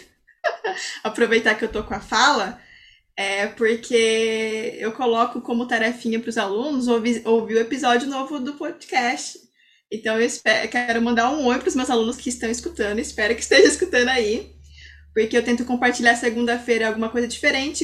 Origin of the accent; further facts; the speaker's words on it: Brazil; nós que somos brasileiros